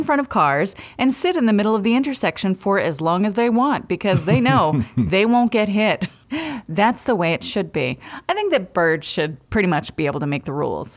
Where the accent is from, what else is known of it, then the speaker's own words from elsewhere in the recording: Bucksport, Maine, United States; I'm from Bucksport